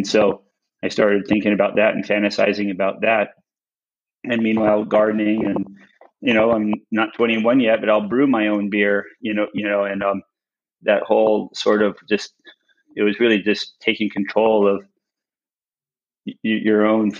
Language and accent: English; Winnipeg, Manitoba, Canada; born there; I really fell in love with farms when I was a kid, because I was born in Winnipeg.